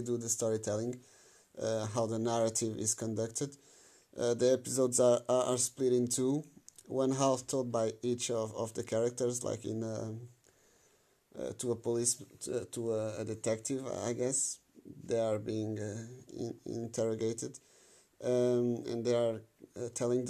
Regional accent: Portugal; I'm from Portugal

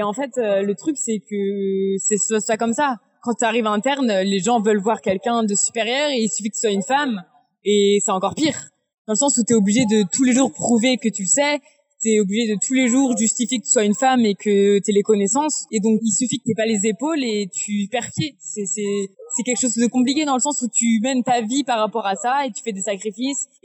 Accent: Angers, Pays de la Loire, France; dans le sens où moi je viens d'Angers

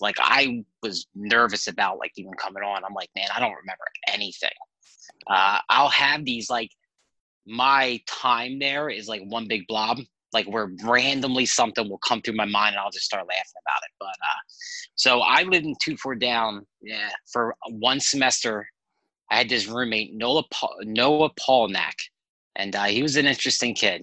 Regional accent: Hamilton, New Jersey, United States; I actually came to my hometown and started meeting with pastors. And somehow I got this job. It was like just weird how it fell into my lap. They asked me to come be their youth pastor. I was there for years. About 6 years. It was with Assembly of God down here in South Jersey in Hamilton

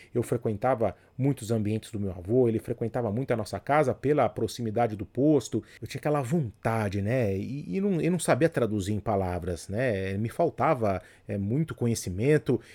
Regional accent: Jundiaí, São Paulo, Brazil; o posto de gasolina era do lado da minha casa ali, então foi onde eu cresci

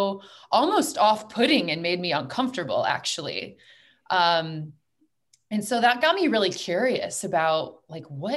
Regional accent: United States; I was raised in a very masculine environment. I'm from the United States.

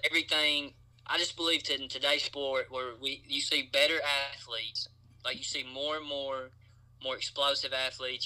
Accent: Clay County, Kentucky, United States; I'm from Clay County, Kentucky

